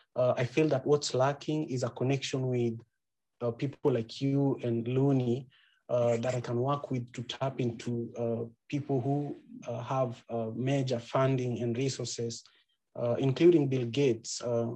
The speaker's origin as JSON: {"language": "English", "town": "Kisumu", "region": "Kisumu County", "country": "Kenya", "tie": "born or raised there", "moved": "as an adult", "lives_now": "Seattle, United States", "said": "I'm in Seattle, Washington, but I'm from Kisumu, Kenya, right by Lake Victoria."}